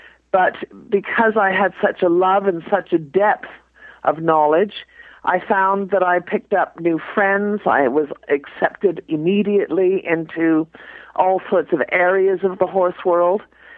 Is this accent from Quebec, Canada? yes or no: yes; Montreal, Quebec, Canada; moved away as an adult; now in United Kingdom; I am Canadian from Montreal.